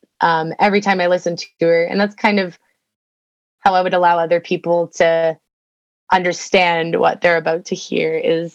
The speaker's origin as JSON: {"language": "English", "country": "Canada", "said": "for me, being a Canadian"}